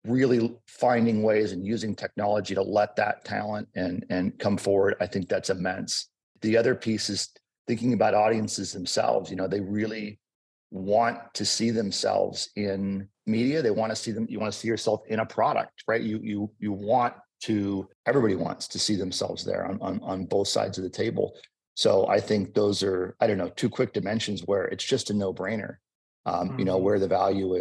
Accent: Southern California, United States; also born or lived in Los Angeles; growing up in Southern California

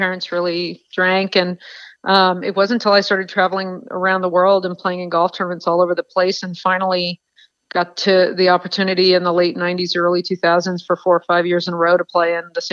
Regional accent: Miami Beach, Florida, United States; moved away as an adult; also born or lived in California / Texas; now in Scottsdale, United States; I was born on Miami Beach in Florida, Mount Sinai Hospital, and lived there pretty much until I was 20

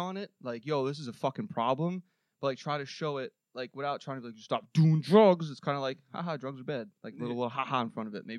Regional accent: New York City, New York, United States; Growing up on Staten Island, like, everybody knows the drug problem we have.

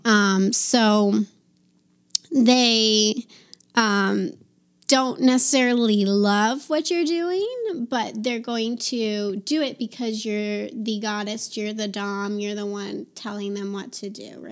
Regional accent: East Coast, United States; moved away as an adult; now in Nevada, United States; I'm from the East Coast

